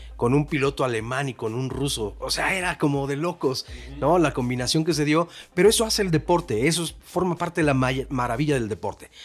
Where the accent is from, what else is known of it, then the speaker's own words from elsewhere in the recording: Mexico; yo mexicano